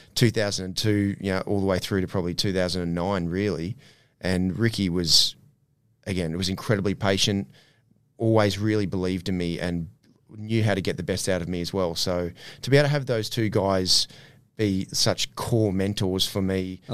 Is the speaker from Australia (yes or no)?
yes; Ipswich, Queensland, Australia; my environment that I grew up in, in around Ipswich, growing, growing up in Ipswich as well